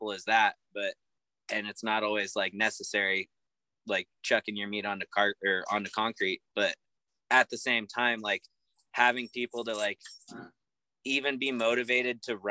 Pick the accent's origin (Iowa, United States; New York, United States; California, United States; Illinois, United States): California, United States; Shaver Lake; moved away; my hometown of Shaver Lake